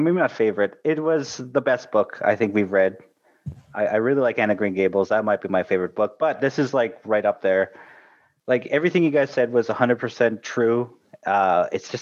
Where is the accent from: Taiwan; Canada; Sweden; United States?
Canada